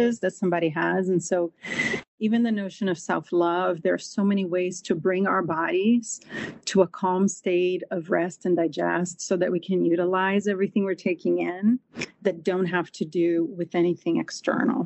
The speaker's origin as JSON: {"language": "English", "country": "Brazil", "tie": "born or raised there", "moved": "as an adult", "lives_now": "United States", "said": "I grew up in Brazil"}